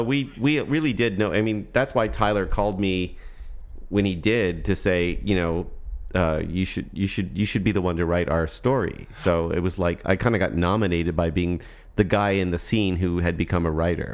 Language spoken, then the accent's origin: English; Toronto, Ontario, Canada; now in Berkeley, United States; I'm, I'm from Toronto